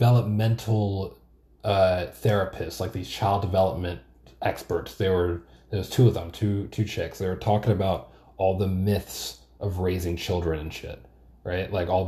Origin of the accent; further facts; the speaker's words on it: New York, United States; I think growing up in New York like helps you against that kind of thing, because there's a lot of shit going on at any given moment